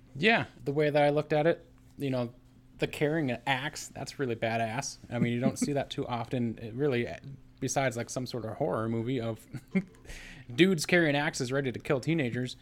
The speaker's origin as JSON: {"language": "English", "country": "United States", "tie": "born or raised there", "said": "growing up in America"}